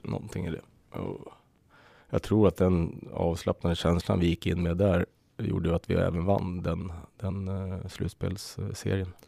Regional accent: Södertälje, Stockholm County, Sweden; Jag är uppväxt i SSK. Jag spelade ju, började i skridskoskolan när jag var sex

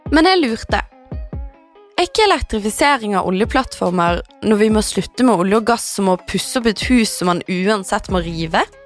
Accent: Bergen, Vestland, Norway; moved away; satt jeg hjemme i Bergen

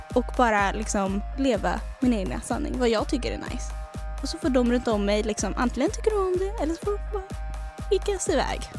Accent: Trollhättan, Västra Götaland, Sweden; kommer vi från Trollhättan

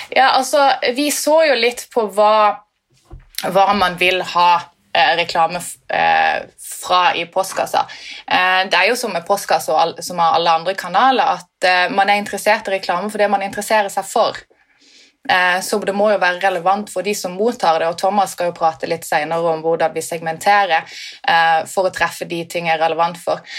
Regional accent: Sørlandet, Norway; som sørlending

